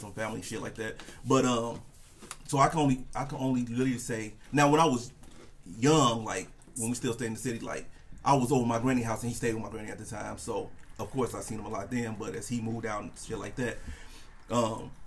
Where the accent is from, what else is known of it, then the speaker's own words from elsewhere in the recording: Chicago, Illinois, United States; born and raised in Chicago. And then my mom met her husband, his name Terry. He brought her out to the suburbs